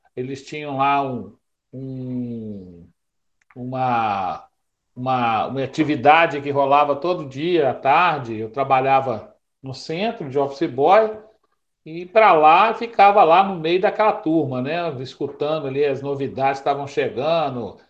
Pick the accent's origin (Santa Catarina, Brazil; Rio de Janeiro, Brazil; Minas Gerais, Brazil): Minas Gerais, Brazil; Belo Horizonte; nascido lá no Tirol